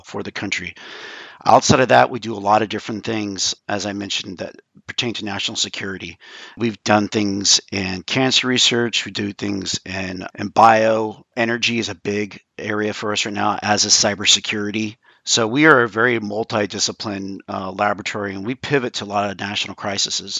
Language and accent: English; about 50 miles from Livermore, California, United States; I grew up close by to the laboratory